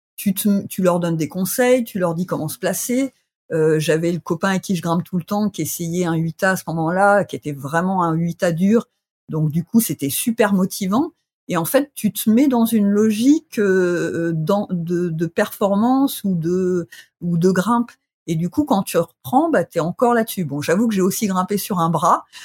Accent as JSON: {"language": "French", "region": "Bourgogne-Franche-Comté", "country": "France", "tie": "born or raised there", "moved": "yes", "lives_now": "Grenoble, France", "said": "je, suis originaire du ah, Sossois"}